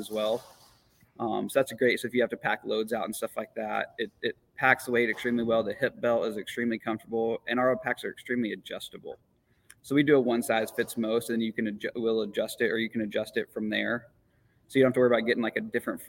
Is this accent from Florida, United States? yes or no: no; Montana, United States; I'm from Montana